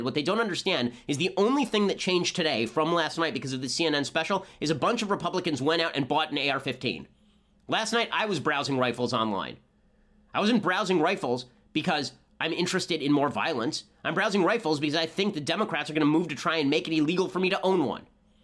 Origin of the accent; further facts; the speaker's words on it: Los Angeles, California, United States; I'm from Los Angeles.